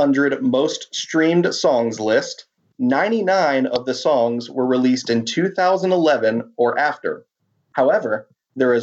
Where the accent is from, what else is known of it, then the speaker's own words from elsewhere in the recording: Birmingham, Alabama, United States; now in Atlanta, United States; I live in a suburb outside of Atlanta, but I'm from Birmingham, Alabama